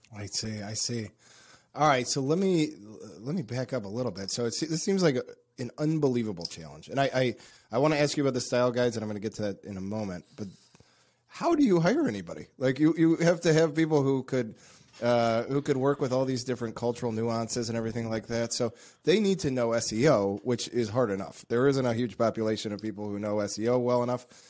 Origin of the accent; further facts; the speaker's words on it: United States; as an American